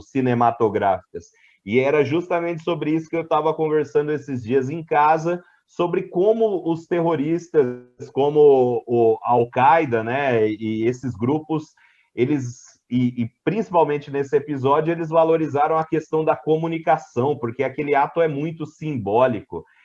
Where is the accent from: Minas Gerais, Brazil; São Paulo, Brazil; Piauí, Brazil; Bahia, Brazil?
São Paulo, Brazil; interior of; accent: Brazilian; Eu estava na minha cidade natal, que é no interior de São Paulo, era uma criança voltando da escola